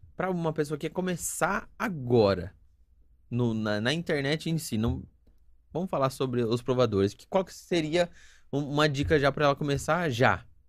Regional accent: Sumaré, São Paulo, Brazil; Eu não sou nascido, mas eu sou criado em Sumaré

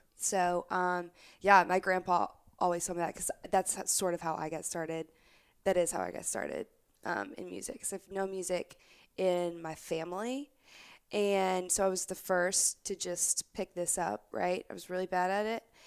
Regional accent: Opelousas, Louisiana, United States; I grew up in South Louisiana in a town called Opelousas

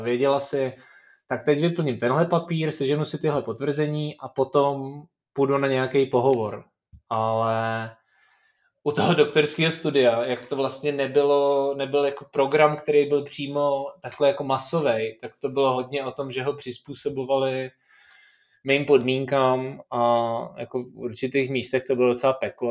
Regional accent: Czechia; tady u nás v Čechách

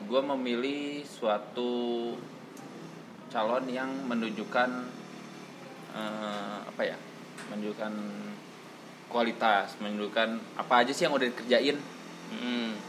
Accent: Bandung, West Java, Indonesia; karena yang gue lihat di kota gue sendiri di Bandung fasilitas-fasilitas yang diberikan untuk eh, teman teman-teman kita yang difabel masih

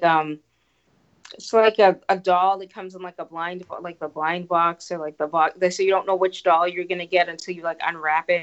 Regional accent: Boston, Massachusetts, United States; I'm in Boston

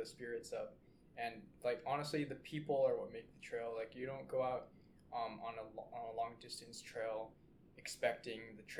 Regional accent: West Coast, United States; well, I'm from the West Coast. I understand what the wildfires are like.

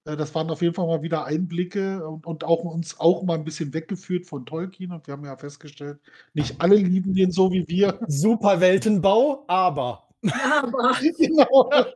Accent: Berlin, Germany; ich bin in Berlin groß geworden

